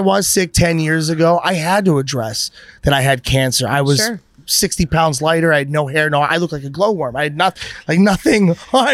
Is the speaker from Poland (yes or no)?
no; Pittsburgh, Pennsylvania, United States; growing up in Pittsburgh